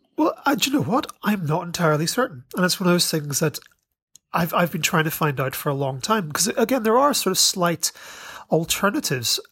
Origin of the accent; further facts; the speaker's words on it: Ireland; I was raised in Ireland